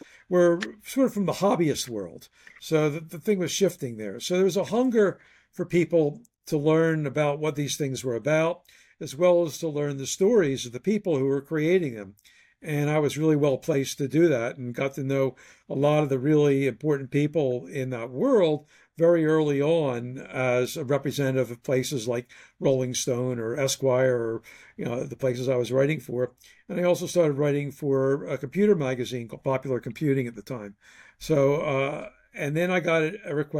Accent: Philadelphia, Pennsylvania, United States; went back to my hometown, Philadelphia

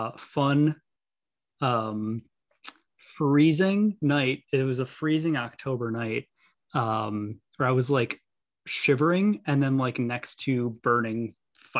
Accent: Milwaukee, Wisconsin, United States; Born and raised in Milwaukee

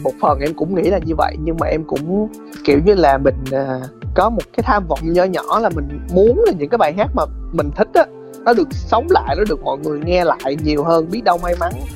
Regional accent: Sóc Trăng, Vietnam; moved away; em ở sóc trăng

